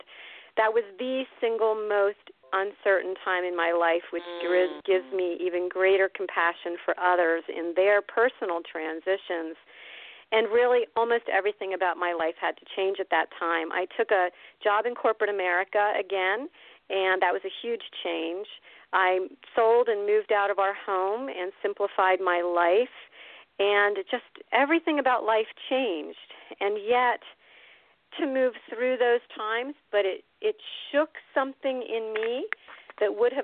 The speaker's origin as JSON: {"language": "English", "region": "Pennsylvania", "country": "United States", "tie": "born or raised there", "accent": "East Coast", "said": "I grew up in Pennsylvania."}